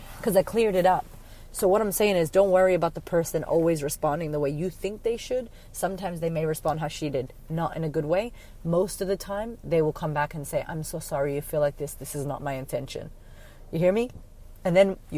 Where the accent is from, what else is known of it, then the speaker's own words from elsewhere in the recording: United States; moved away as an adult; I was from America.